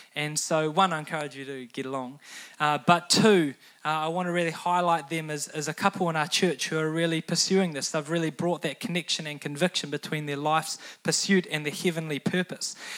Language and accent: English; New Zealand; teenagers growing up in New Zealand